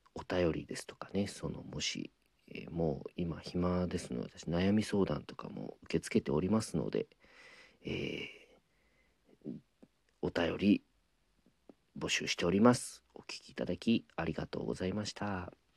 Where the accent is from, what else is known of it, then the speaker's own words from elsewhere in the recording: Shikoku, Ehime, Japan; now in Tokyo, Japan; 出身が四国の愛媛なのであれなんですけどなんで上京して弟子入りさせていただいて